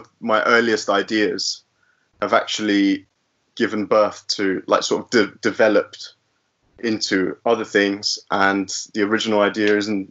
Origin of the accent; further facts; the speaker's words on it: London, United Kingdom; both my parents are Brazilian, but I was born and raised in Finchley in North London.